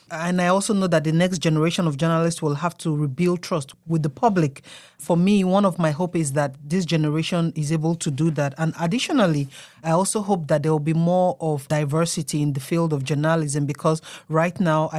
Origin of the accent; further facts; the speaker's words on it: Nigeria; myself, my humble self from Nigeria. I was the student graduate liaison, and I'm from Nigeria.